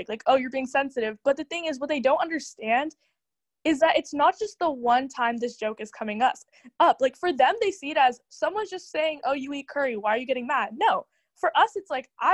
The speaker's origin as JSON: {"language": "English", "country": "United States", "said": "I think it's our job as Indian Americans to educate the youth on like what it actually means to be an Indian in America."}